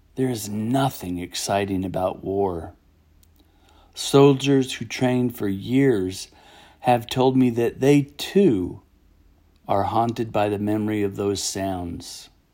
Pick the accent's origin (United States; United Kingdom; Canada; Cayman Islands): United States; the gift of being an American